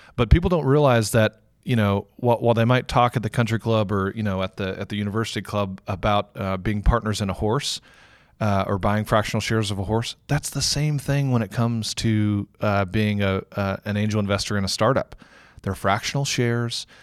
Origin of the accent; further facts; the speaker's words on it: Houston, Texas, United States; moved away as an adult; also born or lived in San Francisco / Cincinnati / Germany; now in Louisville, United States; born and raised in Houston, Texas